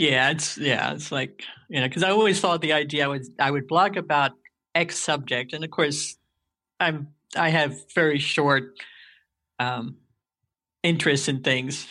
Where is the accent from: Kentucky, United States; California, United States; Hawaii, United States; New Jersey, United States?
New Jersey, United States; moved away as an adult; now in Indiana, United States; I was born and raised in New Jersey.